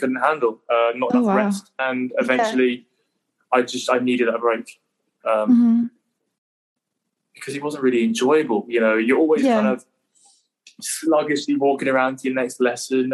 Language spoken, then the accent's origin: English; England, United Kingdom; Being the Englishman that I am